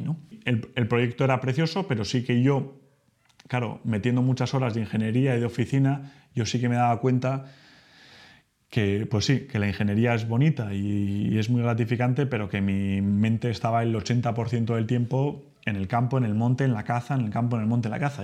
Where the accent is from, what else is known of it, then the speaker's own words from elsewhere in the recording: Spain; soy español, ahora ya que todos sabéis que soy español, que vivo en España